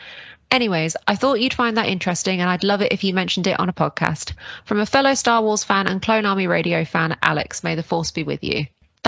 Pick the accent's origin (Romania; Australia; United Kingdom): United Kingdom; I'm a Brit just like Charlie.